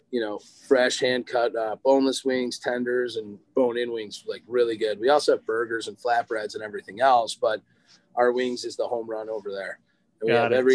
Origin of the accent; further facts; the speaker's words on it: Lake Forest, Illinois, United States; I grew up in Lake Forest. So we, uh, when I got to Lake Forest High School, that's kind of when we met.